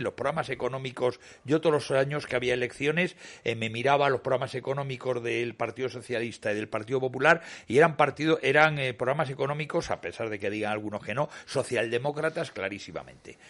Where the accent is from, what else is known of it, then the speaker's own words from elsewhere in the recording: Cantabria, Spain; presidente de mi tierra